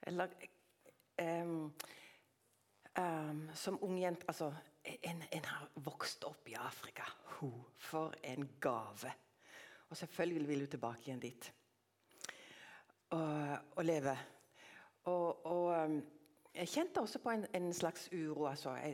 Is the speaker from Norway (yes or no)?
no; Tanzania; born there; jeg er ikke født langt eh, unna. Ved foten av Kilimanjaro i Tanzania.